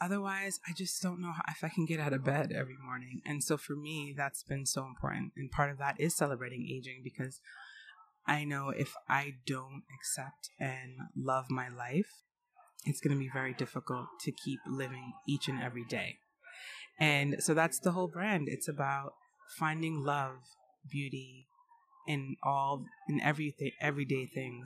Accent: New York City, New York, United States; my parents were fashion designers in New York City, so I grew up in the Garment District

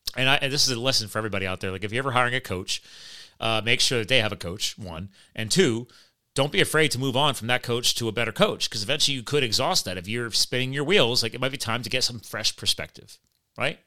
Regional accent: New Jersey, United States; now in Pennsylvania, United States; I was born in Jersey

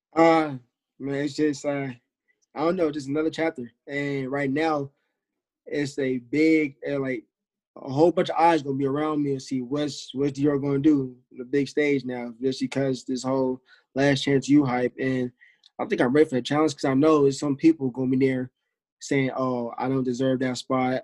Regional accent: Bay Area, California, United States; moved away as an adult; now in Hawaii, United States; I'm from Bay Area. I go to University of Hawaii now

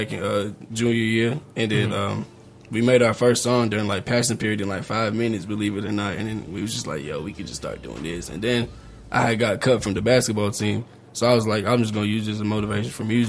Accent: Nebraska, United States; now in Alamogordo, United States; I'm from Nebraska, but I moved to Alamogordo.

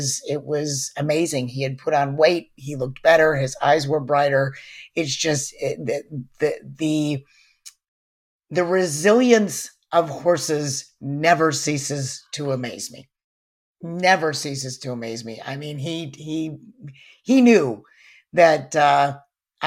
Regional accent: Chicago, Illinois, United States; moved away as an adult; also born or lived in Saratoga; back home to Chicago where I had grown up

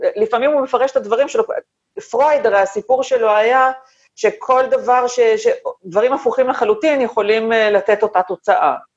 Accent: Tel Aviv, Tel Aviv District, Israel; שני הוריי גדי, ילידי תל אביב, אני מחזיקה את עצמי בעיני עצמי דור שלישי לתל

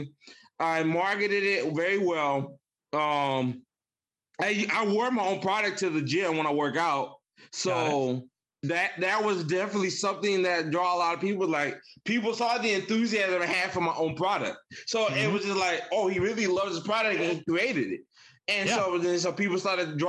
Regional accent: Michigan, United States; I was raised in Michigan, even though I'm not from Michigan originally, but I was raised in Michigan

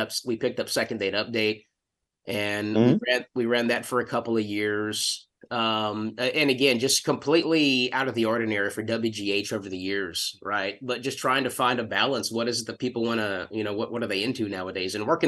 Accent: El Paso, Texas, United States; Buzz Adams and the KLAQ morning show growing up in El Paso.

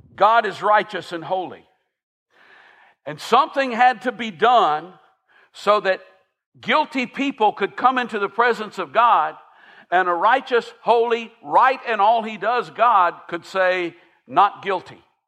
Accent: Millersville, Tennessee, United States; I grew up in um, the Sumner County equivalent of Hohenwald. I, I grew up grew up in Millersville

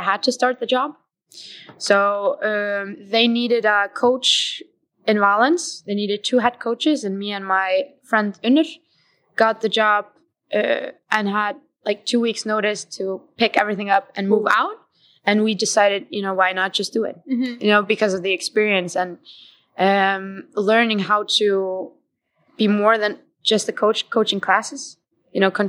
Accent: Iceland; I'm from Iceland.

